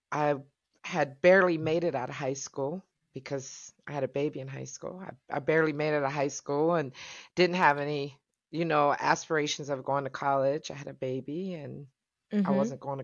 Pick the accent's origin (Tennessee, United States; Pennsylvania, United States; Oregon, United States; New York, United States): Pennsylvania, United States; Pittsburgh; moved away as an adult; also born or lived in Negril, Jamaica; I grew up in Pittsburgh, Pennsylvania, in a mm-hmm. town called Wilkinsburg. Wilkinsburg, but I went to high school in East Liberty in Pittsburgh. It's all Pittsburgh, though. Yeah, I'm a Pittsburgher